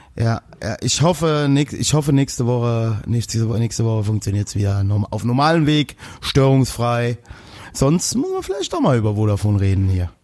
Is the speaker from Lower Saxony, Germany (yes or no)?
no; Westerwald, Rhineland-Palatinate, Germany; Als Westerwälder